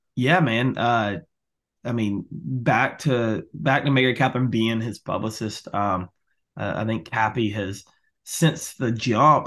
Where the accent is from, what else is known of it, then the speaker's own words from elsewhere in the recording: Albany, Georgia, United States; growing up around Albany